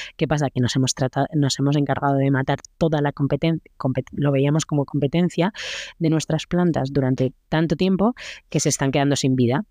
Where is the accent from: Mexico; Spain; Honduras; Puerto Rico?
Spain; yo lo que soy es española